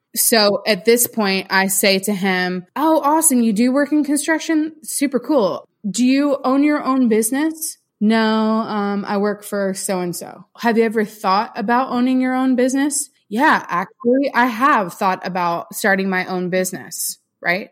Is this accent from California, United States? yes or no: no; St. Petersburg, Florida, United States; moved away as an adult; also born or lived in West Palm Beach, Florida; now in Franklin, United States; I grew up in St. Petersburg, so just south of you